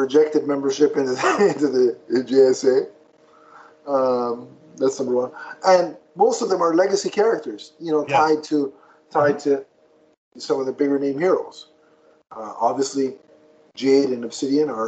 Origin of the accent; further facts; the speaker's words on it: Canada; I'm Canadian.